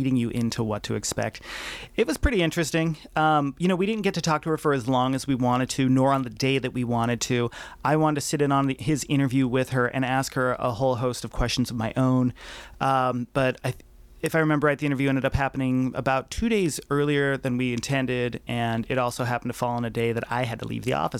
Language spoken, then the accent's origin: English; Butte, Montana, United States; also born or lived in Missoula; now in Vancouver, United States; I would be representing Butte, the rough and tumble drunken fighting town, as my hometown is known to be